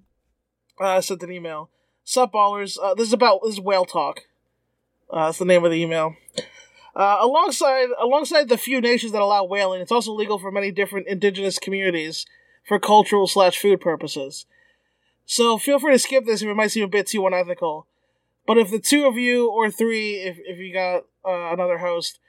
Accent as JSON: {"language": "English", "town": "New York City", "region": "New York", "country": "United States", "tie": "born or raised there", "said": "I grew up in New York City in 2023"}